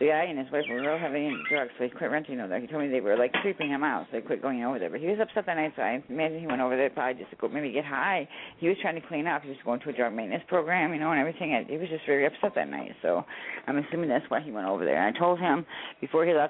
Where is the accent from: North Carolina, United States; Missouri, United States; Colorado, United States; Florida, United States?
Florida, United States; Citrus County; we're from Citrus County, Florida.